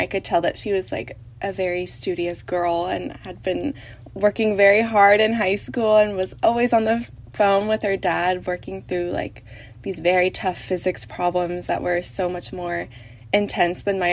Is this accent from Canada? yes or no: no; Dallas, Texas, United States; moved away as an adult; I'm a junior from Dallas